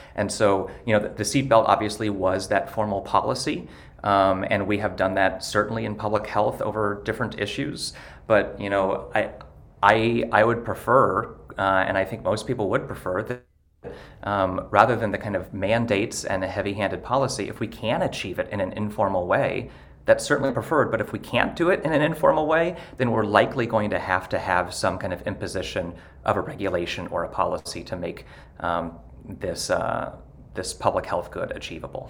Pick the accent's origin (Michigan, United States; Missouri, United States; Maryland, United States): Missouri, United States; Ste. Genevieve; moved away; I actually am from rural Missouri. I'm from St. Genevieve originally and still have a lot of family